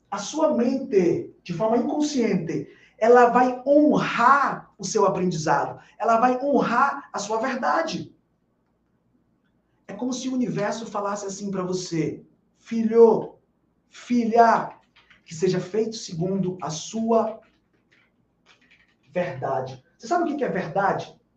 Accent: Bahia, Brazil; Porque eu sou baiano, eu posso falar.

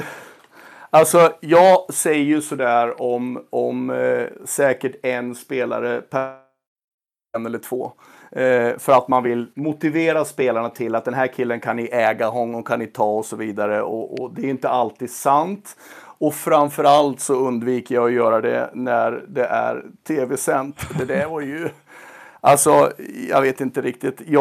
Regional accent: Sweden; Som svensk coach så är det absolut mest hedersamma uppdraget och ärofyllda uppdraget du kan få.

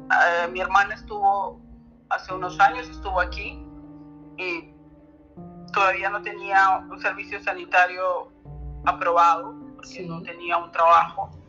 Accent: Spain; now in Germany; poca cosa aquí en, la Alemania, porque yo vengo de España, de, España, ¿no?

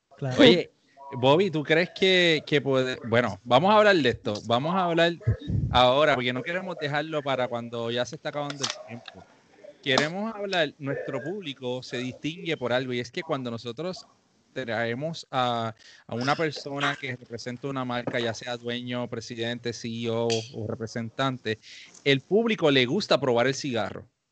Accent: Puerto Rico; los dos somos puertorriqueños

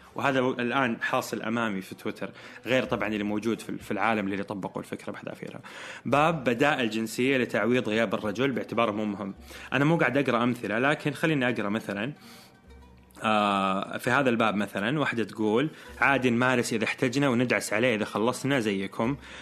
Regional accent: Eastern Province, Saudi Arabia; moved away as an adult; now in Jeddah, Saudi Arabia; فإحنا كرجال سعوديين

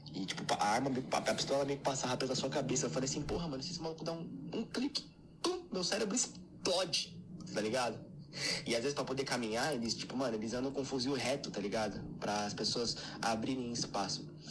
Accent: São Paulo, Brazil; Eu sou de São Paulo

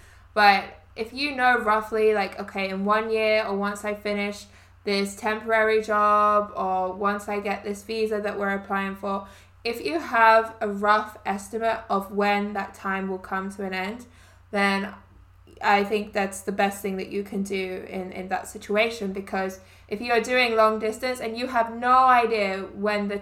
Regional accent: England, United Kingdom; moved away as an adult; now in Canada; I'm from England

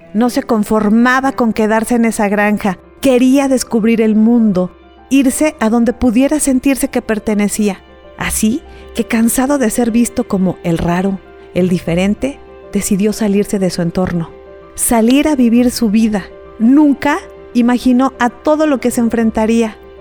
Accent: Mexico; darnos la mano como mexicanos

